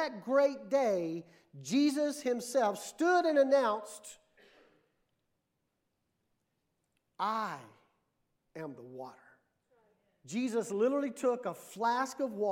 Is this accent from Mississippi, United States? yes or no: yes; Mississippi, United States; moved away; also born or lived in New Mexico / Texas; growing up in Mississippi